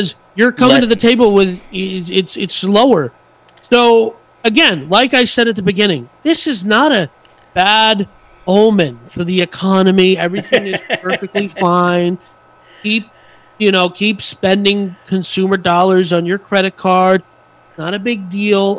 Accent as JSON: {"language": "English", "country": "United States", "said": "I'm American"}